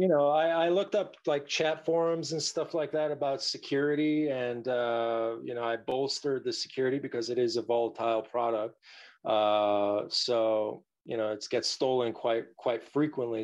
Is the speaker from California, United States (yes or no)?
yes; Los Angeles, California, United States; I was born and raised here in the Valley.